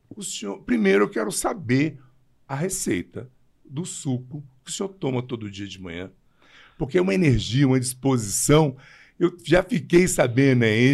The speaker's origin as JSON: {"language": "Portuguese", "town": "Taguatinga", "region": "Federal District", "country": "Brazil", "tie": "born or raised there", "also_born_or_lived": "Guará", "said": "eu nasci em Taguatinga, eu vim para o Guará 70 e 2, 73."}